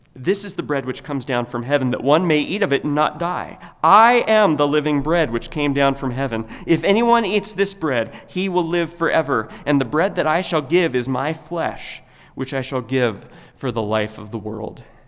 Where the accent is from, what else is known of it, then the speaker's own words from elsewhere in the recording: United States; we have been naturally accustomed to praying growing up in America